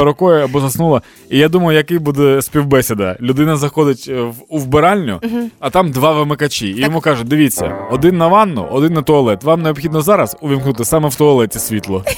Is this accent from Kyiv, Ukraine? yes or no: no; Dnipro, Dnipropetrovsk Oblast, Ukraine; moved away; мій рідний Дніпро